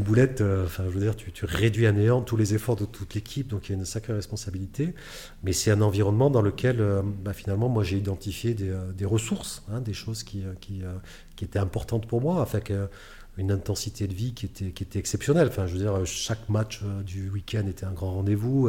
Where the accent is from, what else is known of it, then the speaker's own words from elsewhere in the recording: Bordeaux, Nouvelle-Aquitaine, France; je suis originaire de Bordeaux